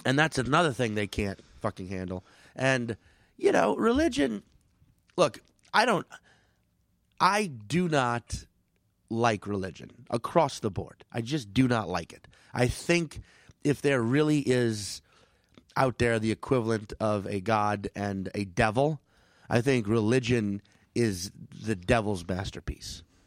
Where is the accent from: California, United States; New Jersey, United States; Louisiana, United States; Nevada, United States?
Louisiana, United States; New Orleans; moved away; New Orleans, my hometown